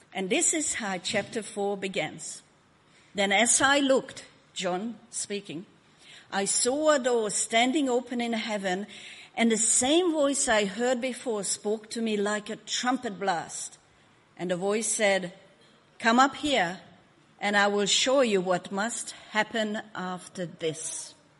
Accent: Hungary; now in Australia; I was born in Hungary

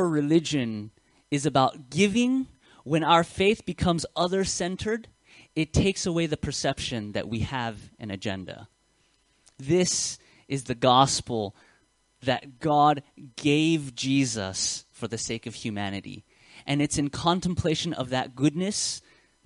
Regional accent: United States; accent: American; now in Australia; you can hear my accent. It's very Western. It's very American. I was born in America

